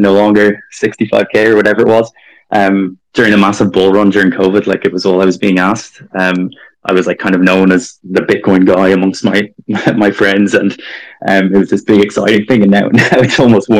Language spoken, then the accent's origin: English; Dublin, Leinster, Ireland; moved away as an adult; I grew up in Dublin